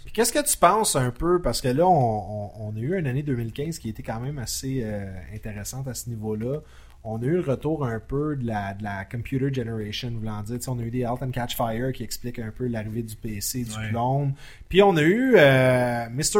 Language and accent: French; Laval, Quebec, Canada; je viens de Laval